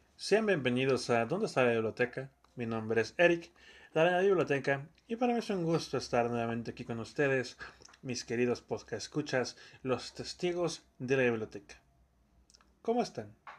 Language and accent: Spanish; Campeche, Mexico; no somos de Chiapas. Somos de Campeche